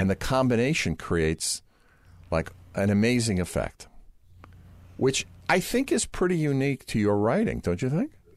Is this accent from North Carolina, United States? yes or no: no; New York, United States; we're both from New York, and we both have this kind of New York sense of humor